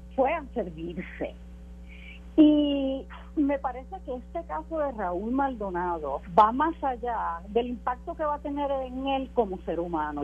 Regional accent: Puerto Rico; como puertorriqueña ciudadana

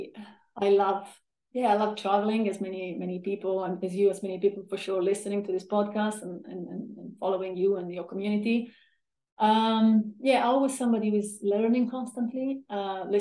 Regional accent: a small town in southern Italy, Italy; moved away as an adult; also born or lived in London; I come from a small town in southern Italy. I grew up in a beautiful family. Spent in Italy most of my time until I was 25.

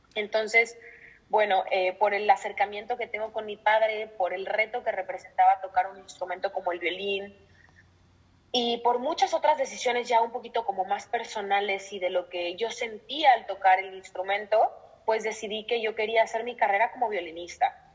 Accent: Mexico; moved away as an adult; now in Madrid, Spain; soy violinista, soy mexicana y actualmente me encuentro en Madrid, en España

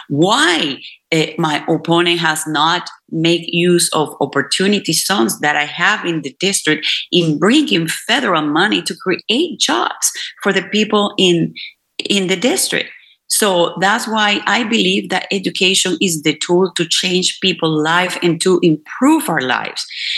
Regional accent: Venezuela; now in Houston, United States; I come from Venezuela, which is a country that, you know, based in oil industry, especially Maracaibo, it was all about oil.

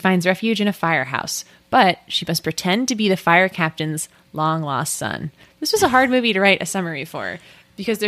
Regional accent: United States; we're American

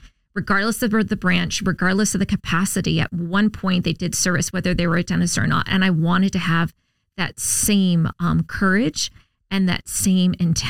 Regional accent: Huntington Beach, California, United States; also born or lived in Subic Bay, Philippines; I was born in Subic Bay on a U.S. naval base in the Philippines, and I grew up in the military on Navy bases just like the ones I serve on throughout my entire childhood. So we were in Huntington Beach.

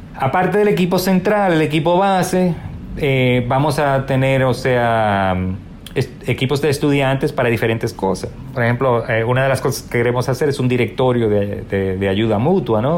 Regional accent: Dominican Republic; also born or lived in New York, United States; now in United States; no nos podemos dar el lujo de volver a nuestro país

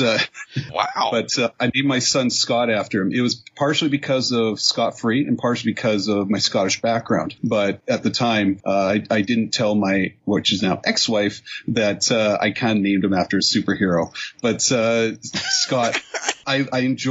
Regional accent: Canada; I'm the Canadian

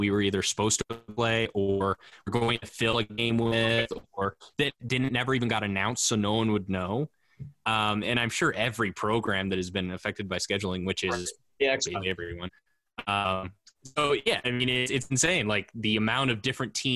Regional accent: near Utah Valley, United States; moved away; also born or lived in Phoenix; UVU, Utah Valley is like really close to my hometown

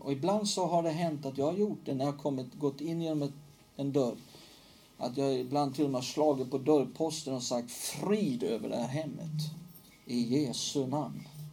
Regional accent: Hällefors, Örebro County, Sweden; moved away; från Hällefors där jag växte upp

